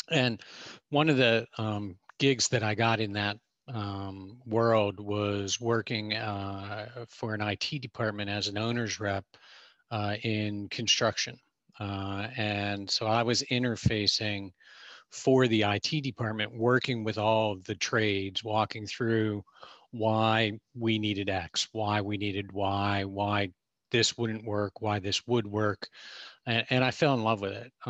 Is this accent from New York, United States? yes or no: no; Pittsburgh, Pennsylvania, United States; Well, I was born in Pittsburgh in the 60s.